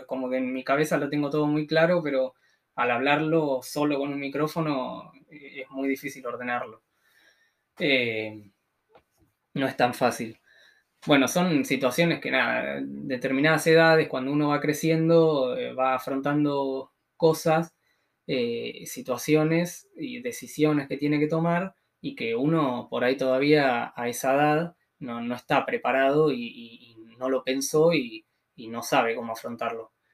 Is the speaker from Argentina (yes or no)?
yes; Tres Arroyos, Buenos Aires Province, Argentina; soy de Tres Arroyos, que es una ciudad de unos 70.000 habitantes más o menos, ah, que está a 500 kilómetros al sur de Cava.